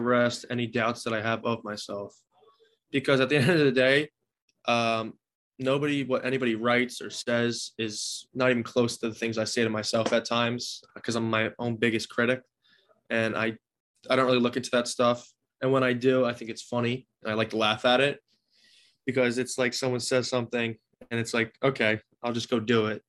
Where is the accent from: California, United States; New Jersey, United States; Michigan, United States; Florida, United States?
New Jersey, United States; I've always wanted to play for my home state.